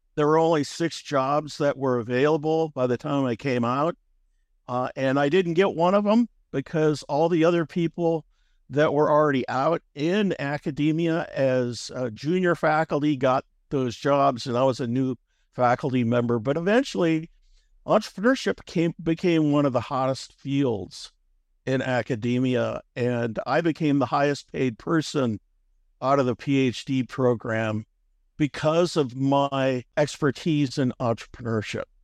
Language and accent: English; Omaha, Nebraska, United States; I grew up in Omaha, Nebraska